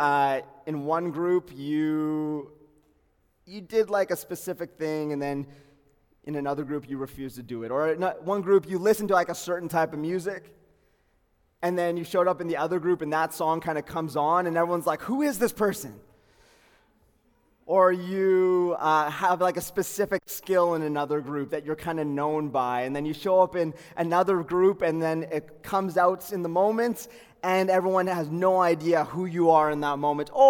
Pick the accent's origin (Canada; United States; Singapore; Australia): Canada; Calgary, Alberta; I was born in Calgary, Peter Lougheed Hospital, northeast of Calgary, born and raised, grew up there